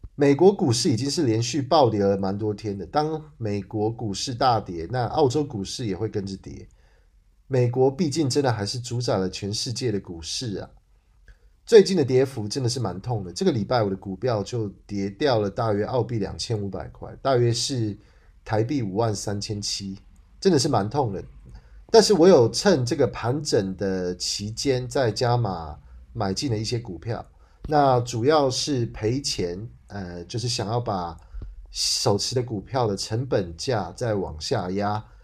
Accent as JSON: {"language": "Chinese", "country": "Taiwan", "said": "我们台湾人"}